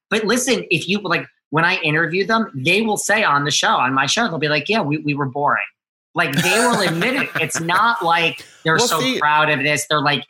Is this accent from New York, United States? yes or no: yes; New York City, New York, United States; I'm from New York City.